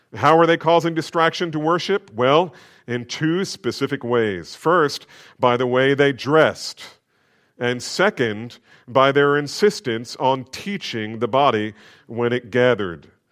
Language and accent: English; New Jersey, United States; I grew up in New Jersey.